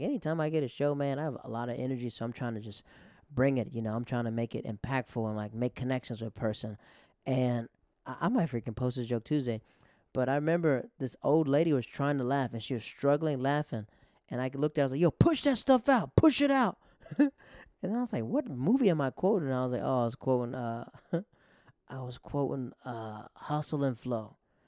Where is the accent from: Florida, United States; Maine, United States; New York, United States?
Florida, United States; also born or lived in Japan / Netherlands; And I was like, you know, I'm from Florida. And then he goes, where did you go to high school? I said, I went to Japan and the Netherlands.